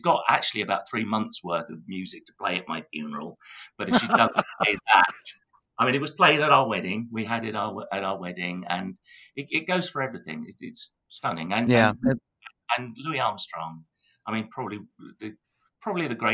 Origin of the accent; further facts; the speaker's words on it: Tunbridge Wells, South East England, United Kingdom; my hometown Tunbridge Wells